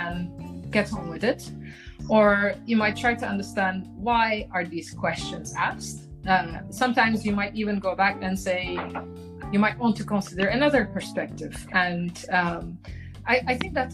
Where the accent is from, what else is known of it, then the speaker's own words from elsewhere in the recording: Turkey; moved away as an adult; now in Amsterdam, Netherlands; my home country in Turkey